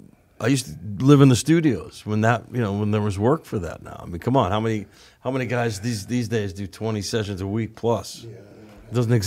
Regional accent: North Hollywood, California, United States; Dave, we're from North Hollywood, man. We didn't write about ….

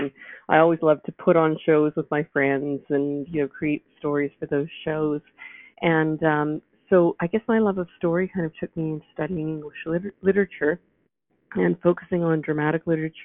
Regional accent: Vancouver, British Columbia, Canada; moved away as an adult; also born or lived in Toronto; my husband and I were both born and raised in Vancouver

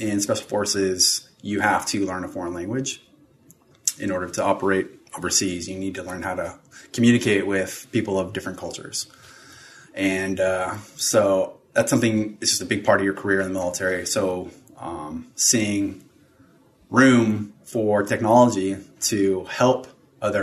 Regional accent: Southern California, United States; moved away as an adult; I grew up in Southern California

